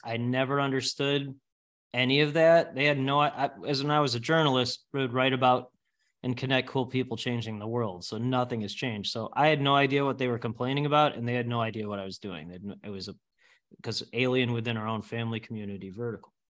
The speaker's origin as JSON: {"language": "English", "town": "Northbrook", "region": "Illinois", "country": "United States", "tie": "born or raised there", "said": "I grew up in Northbrook, live in the Northbrook area."}